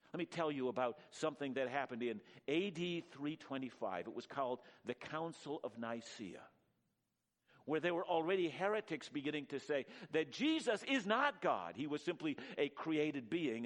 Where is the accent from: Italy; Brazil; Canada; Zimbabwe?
Canada; I'm a Canadian through and through